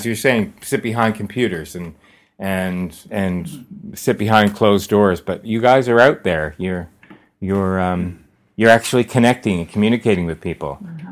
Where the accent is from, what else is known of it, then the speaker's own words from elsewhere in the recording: East Coast, Canada; moved away; I grew up on the East Coast